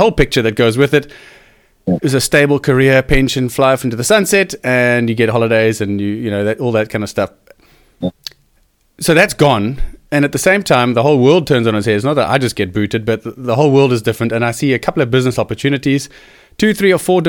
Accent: Cape Town, Western Cape, South Africa; It's brought me back to Cape Town. I'm from Cape Town

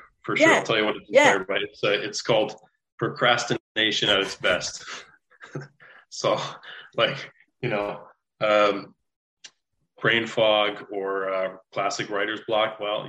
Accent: St. Thomas, Ontario, Canada; I'm from St. Thomas, Canada.

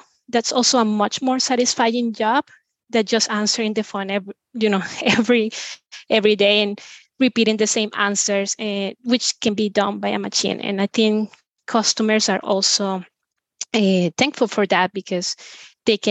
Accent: Venezuela; now in Spain; I'm originally from Venezuela, but I've been living in Spain for over 15 years

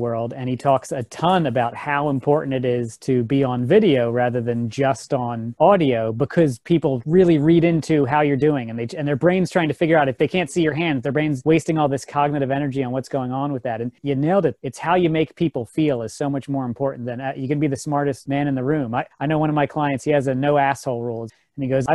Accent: Philadelphia, Pennsylvania, United States; I was born and raised in Philadelphia

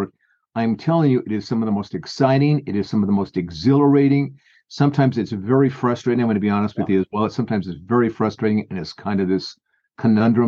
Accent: San Fernando Valley, California, United States; moved away; I grew up out in San Fernando Valley out there.

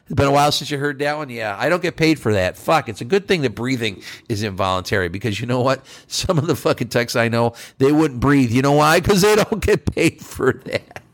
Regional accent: New York, United States; now in Texas, United States; I'm a northerner. I'm from New York State

